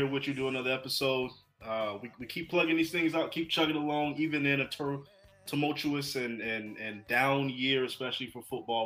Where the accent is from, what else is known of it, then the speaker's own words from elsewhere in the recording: North Carolina, United States; growing up in North Carolina